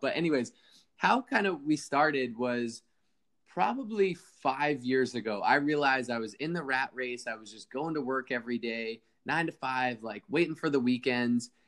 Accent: East Coast, United States; now in Laguna Niguel, United States; I grew up on the East Coast

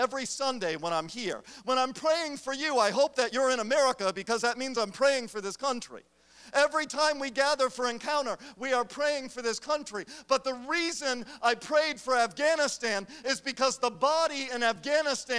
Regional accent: United States; I am an American

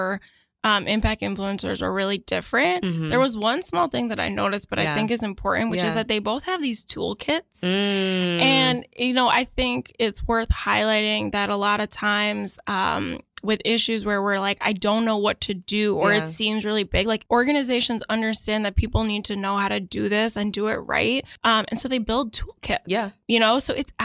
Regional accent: New York City, New York, United States; I'm a New Yorker

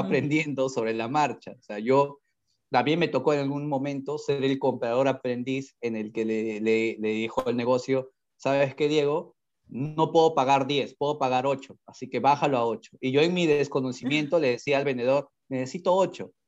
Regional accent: Peru; estuve, como muchos peruanos

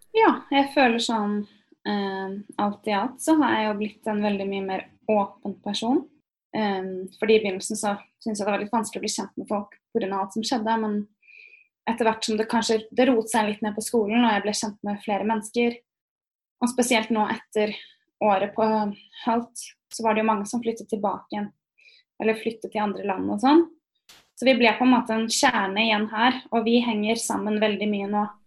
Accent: Norway; moved away as an adult; also born or lived in Berkeley, United States; now in United States; vi nordmenn

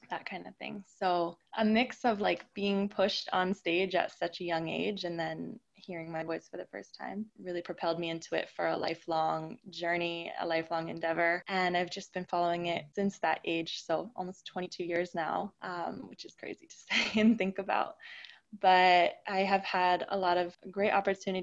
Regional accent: San Diego, California, United States; moved away as an adult; also born or lived in Los Angeles, United States; now in Toronto, Canada; I'm a 26-year-old recording artist by way of San Diego, California. I reside in Toronto, Ontario, Canada, quite different from my hometown.

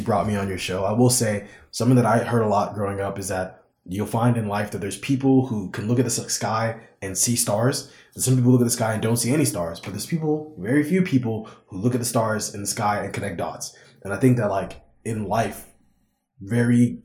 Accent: Corpus Christi, Texas, United States; also born or lived in South Africa; I was born in Corpus Christi, Texas, but I lived in South Africa for about a year or two

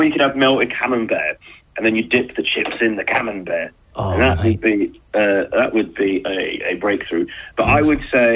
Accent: Portsmouth, South East England, United Kingdom; I'm from Portsmouth, so everything above Winchester is like north for me.

